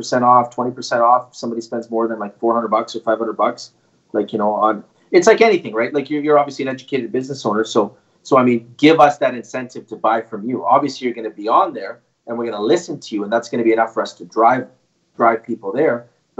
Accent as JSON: {"language": "English", "country": "Canada", "said": "Canadian. Yes, sir. Yeah, I'm actually from Canada, right?"}